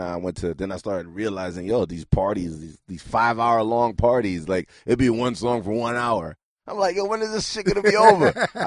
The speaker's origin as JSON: {"language": "English", "town": "New York City", "region": "New York", "country": "United States", "tie": "born or raised there", "also_born_or_lived": "Haiti", "said": "I was born in Rasmus Street in Brooklyn, and then I'm strictly from traditional. Like, I was born, sent to Haiti 5 years, and come back."}